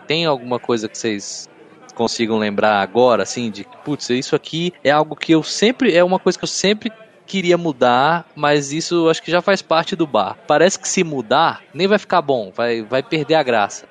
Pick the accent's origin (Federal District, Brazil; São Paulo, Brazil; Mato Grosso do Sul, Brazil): Federal District, Brazil; Brasília; now in Costa Rica; eu sou brasiliense